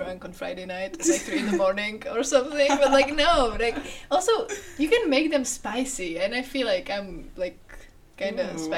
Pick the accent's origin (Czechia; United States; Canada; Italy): Czechia; I'm 20 years old, and I'm from Czech Republic